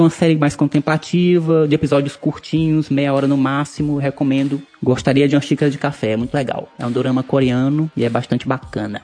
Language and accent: Portuguese; Santa Isabel, Piauí, Brazil; aqui na Elegante Santa Isabel, de onde eu venho